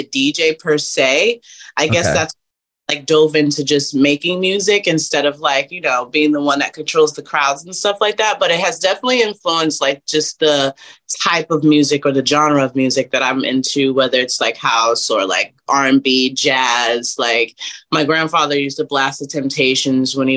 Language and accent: English; Irvington, New Jersey, United States; I'm from Irvington, New Jersey. So it's a little small town in Jersey. It's really dope. Love growing up there.